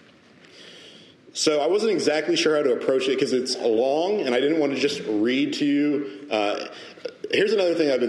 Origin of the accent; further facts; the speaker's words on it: United States; as American Protestants, American evangelicals